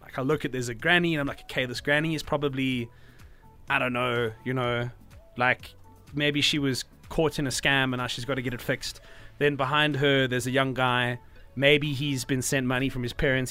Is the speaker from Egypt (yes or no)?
no; South Africa; being a South African